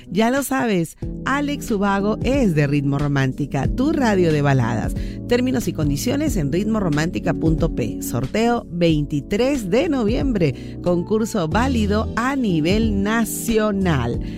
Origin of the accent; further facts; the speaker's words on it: Venezuela; now in San Martín de Porres, Peru; de San Martín de Porres. Hola, María, ¿qué tal? Yo soy venezolana y conocí a un peruano por internet.